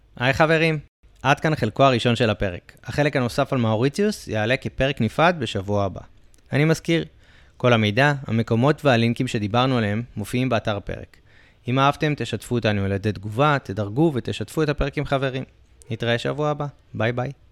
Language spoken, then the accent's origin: Hebrew; Israel; אנחנו בתור הרבה ישראלים